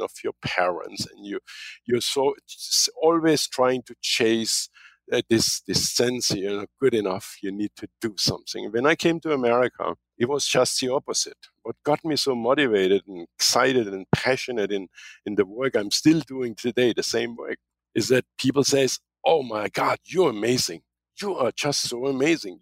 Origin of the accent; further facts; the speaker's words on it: Germany; moved away as an adult; also born or lived in Kansas; now in United States; when I came from Germany